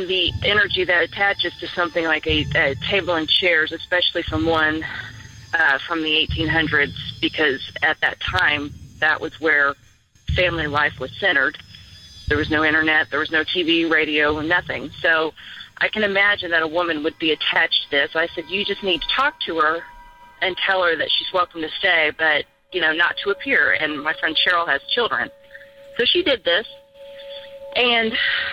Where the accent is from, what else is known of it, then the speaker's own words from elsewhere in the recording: Kansas, United States; moved away; I'm from Kansas, too, originally